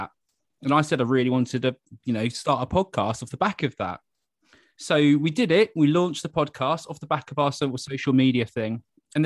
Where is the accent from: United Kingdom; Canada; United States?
United Kingdom; Gosport, South East England; I'm from Gosport originally, which is just over the road, basically over the water on the other side of the harbour